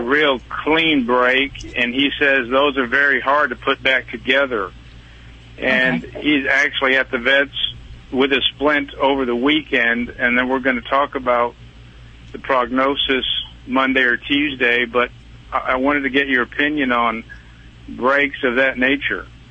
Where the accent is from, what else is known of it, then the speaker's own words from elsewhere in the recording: Temple, Texas, United States; but we are from Temple